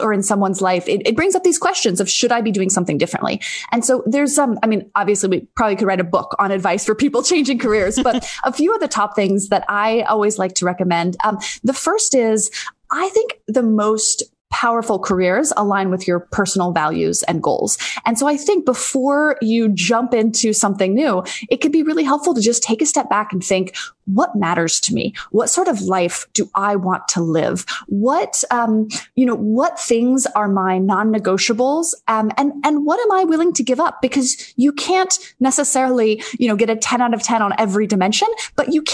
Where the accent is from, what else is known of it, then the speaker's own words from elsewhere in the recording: D.C., District of Columbia, United States; also born or lived in Dallas, Texas; I was born in Dallas, Texas, but mostly grew up outside of Washington, D.C.